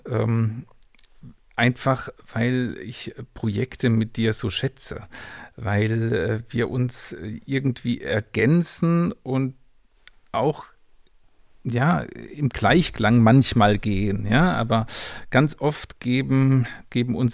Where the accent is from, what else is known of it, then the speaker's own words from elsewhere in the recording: Rheinfelden, Baden-Württemberg, Germany; wir sind beide äh, in Rheinfelden äh, aufgewachsen an der Schweizer Grenze in der Nähe von Basel.